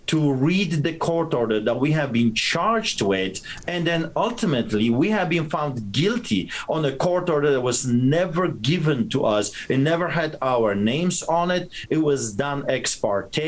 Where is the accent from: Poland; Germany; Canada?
Poland; moved away; when I was growing up in Poland